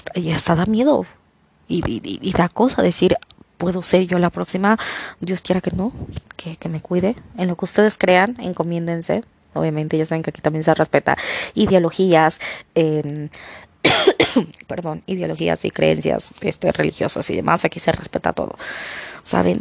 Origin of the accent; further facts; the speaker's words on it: Mexico; yo hablo por México porque es mi país